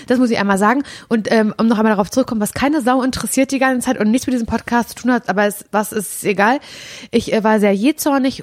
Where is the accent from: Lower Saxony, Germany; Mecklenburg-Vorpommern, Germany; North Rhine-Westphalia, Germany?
Mecklenburg-Vorpommern, Germany; Parchim; also born or lived in Möderitz; Davor hab ich mit meinen Eltern, äh, in der Weststadt in Parchim gewohnt.